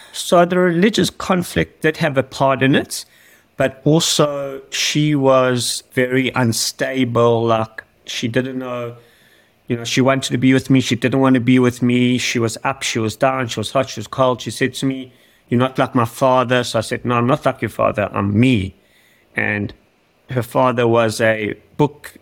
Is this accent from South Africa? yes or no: yes; Johannesburg, Gauteng, South Africa; now in Australia; I was born in South Africa, in Johannesburg. I was born in 1979 and I was brought up in a neighborhood that was a pretty rough neighborhood.